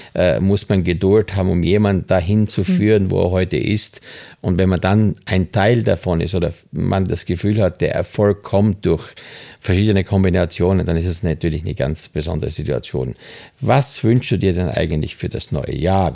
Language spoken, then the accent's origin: German; Styria, Austria; moved away; Ich bin in der Steiermark groß geworden